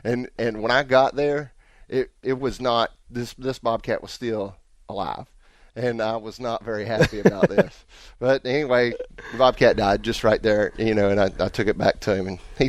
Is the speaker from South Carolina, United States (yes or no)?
no; Mooresville, North Carolina, United States; I grew up here in the South, right in the Mooresville area.